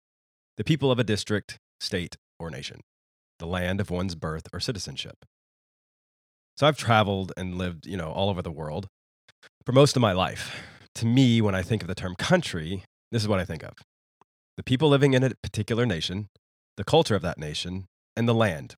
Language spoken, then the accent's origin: English; United States; moved away as an adult; a man that has deliberately chosen to live outside of the United States, my home country, for well over a decade